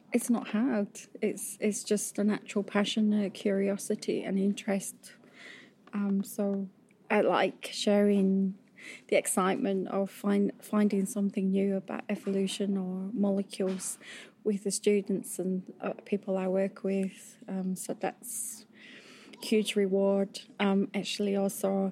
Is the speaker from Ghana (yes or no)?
no; Yorkshire Dales, Yorkshire and the Humber, United Kingdom; I grew up in Yorkshire, in the Yorkshire Dales